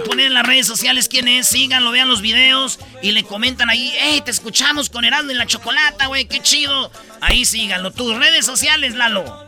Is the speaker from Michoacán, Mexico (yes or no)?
yes; Michoacán, Mexico; yo soy de Michoacán